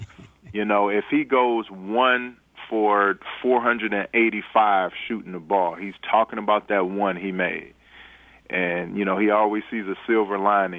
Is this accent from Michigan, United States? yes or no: yes; Detroit, Michigan, United States; And they're just basically what I observed growing up in Detroit.